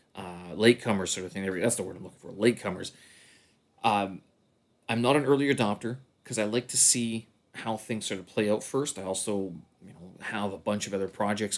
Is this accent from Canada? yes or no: yes; the Canadian Prairies, Canada; now in China; My hometown, the Prairies